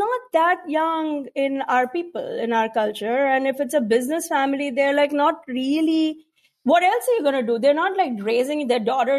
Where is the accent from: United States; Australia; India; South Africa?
India; Mumbai, Maharashtra; moved away; So I grew up in South Bombay, super South Bombay, like Nepean Sea Road and the very, very, very affluent neighborhood.